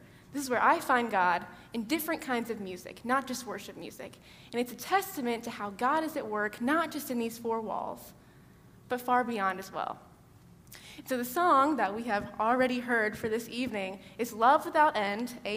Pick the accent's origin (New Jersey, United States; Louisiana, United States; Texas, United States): Texas, United States; Georgetown; I'm from Georgetown, Texas, just outside Austin